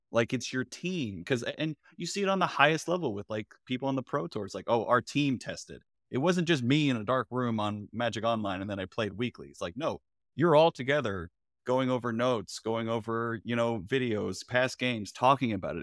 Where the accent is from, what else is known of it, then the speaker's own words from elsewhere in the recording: Florida, United States; I'm from Florida